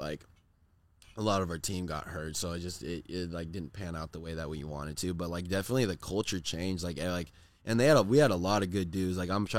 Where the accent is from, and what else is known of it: Corona, California, United States; born or raised there